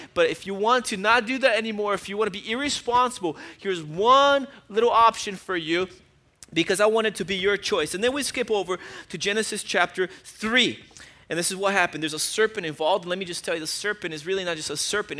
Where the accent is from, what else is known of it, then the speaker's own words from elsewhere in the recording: Brazil; moved away; I grew up in Brazil